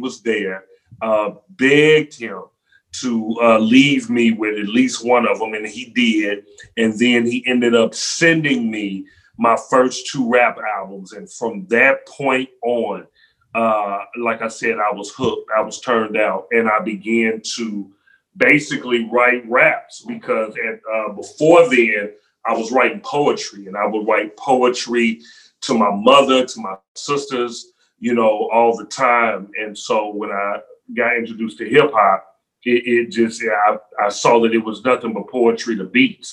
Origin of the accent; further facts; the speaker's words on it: Memphis, Tennessee, United States; Memphis, Tennessee, 901 Shelby Drive